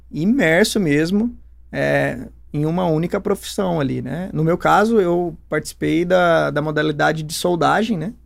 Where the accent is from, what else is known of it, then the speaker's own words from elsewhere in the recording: Campinas, São Paulo, Brazil; also born or lived in Pouso Alegre; eu sou aqui de Campinas mesmo. Eu nasci aqui pertinho, nasci na Barão de Itapura, nasci dentro de um carro